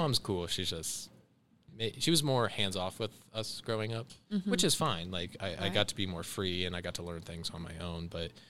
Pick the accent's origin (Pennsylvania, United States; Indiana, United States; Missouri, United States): Indiana, United States; Fairmount; also born or lived in Columbus, Ohio; Fairmount, Indiana, and Columbus, Ohio.